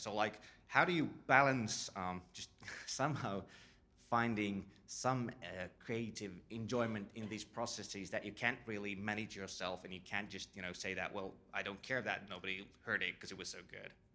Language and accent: English; Finland; I come from Finland